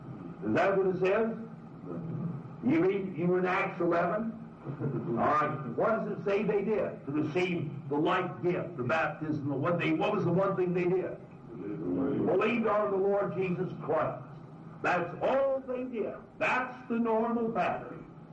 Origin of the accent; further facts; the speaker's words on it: Southern California, United States; moved away; I come from Southern California.